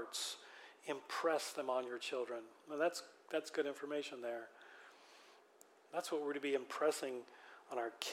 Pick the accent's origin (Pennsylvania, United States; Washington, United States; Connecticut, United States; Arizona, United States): Washington, United States; Western; also born or lived in Philippines; Growing up in Western Washington